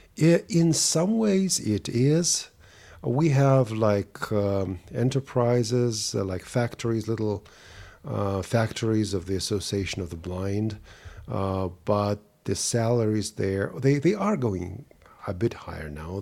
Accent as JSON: {"language": "English", "region": "Saint Petersburg", "country": "Russia", "tie": "born or raised there", "second_language": "English", "moved": "yes", "lives_now": "Germany", "said": "I was born in Leningrad, which is now St. Petersburg, Russia, and back in 1969"}